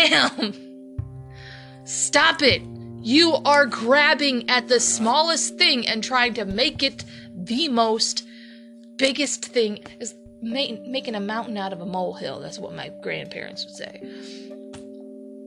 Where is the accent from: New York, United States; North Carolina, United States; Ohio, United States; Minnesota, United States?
Ohio, United States; Toledo; in Ohio, especially in my hometown